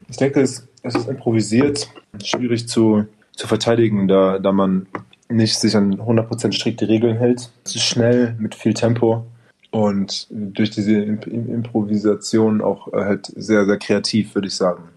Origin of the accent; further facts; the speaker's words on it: Berlin, Germany; Ich habe halt für einen kleinen Verein gespielt, DBV, direkt in dem, äh, in dem Bezirk, wo ich aufgewachsen bin, mit meinen ganzen Freunden